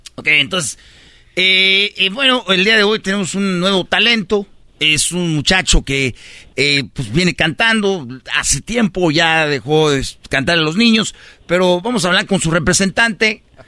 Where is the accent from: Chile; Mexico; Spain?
Mexico; Jiquilpan, Michoacán; mi pueblo, Jiquilpan